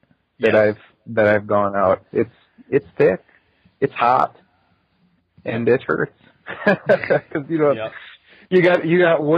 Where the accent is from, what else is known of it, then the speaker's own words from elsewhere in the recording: Wisconsin, United States; I love Wisconsin. It's home.